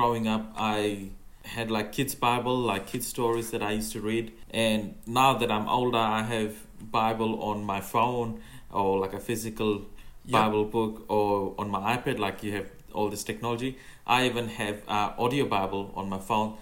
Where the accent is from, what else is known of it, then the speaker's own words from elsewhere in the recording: Fiji; English is a second language; moved away; I have even, you know, learned a bit of Fijian because I come from Fiji